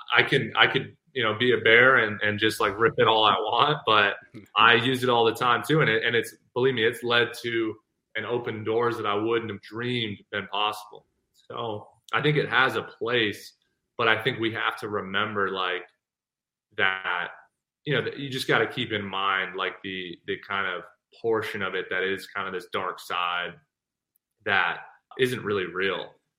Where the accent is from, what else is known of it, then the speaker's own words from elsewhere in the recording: Ireland; so I was just in Ireland and I'm Irish clearly.